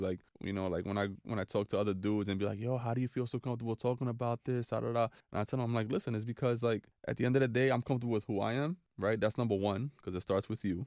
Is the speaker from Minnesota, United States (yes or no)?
no; New York City, New York, United States; a Dominican, born and raised in New York City